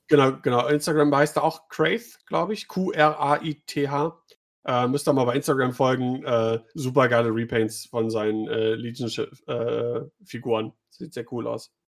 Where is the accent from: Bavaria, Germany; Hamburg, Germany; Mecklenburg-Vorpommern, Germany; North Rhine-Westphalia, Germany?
North Rhine-Westphalia, Germany; Düsseldorf; ich komme ja auch aus Düsseldorf